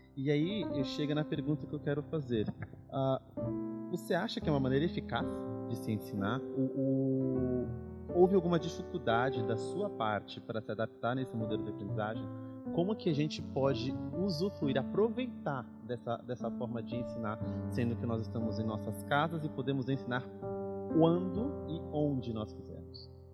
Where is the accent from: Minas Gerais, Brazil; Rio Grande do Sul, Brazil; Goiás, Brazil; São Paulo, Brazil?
São Paulo, Brazil; Eles são mineiros, eu nasci em São Paulo